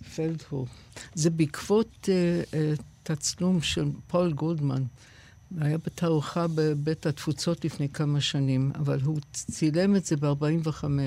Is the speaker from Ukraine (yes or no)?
no; United States; born or raised there; Hebrew is a second language; also born or lived in England; now in Israel